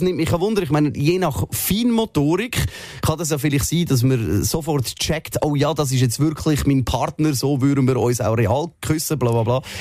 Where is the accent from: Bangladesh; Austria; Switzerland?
Switzerland; bei uns in der Schweiz